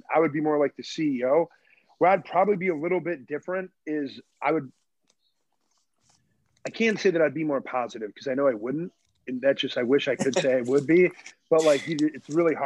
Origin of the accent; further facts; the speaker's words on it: Michigan, United States; now in Chicago, United States; I'm from Michigan